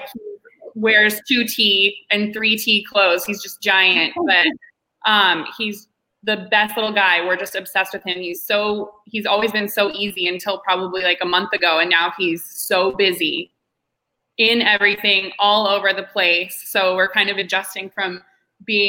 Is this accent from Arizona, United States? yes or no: yes; Tempe, Arizona, United States; So I was born and raised here in Arizona. I grew up in Tempe.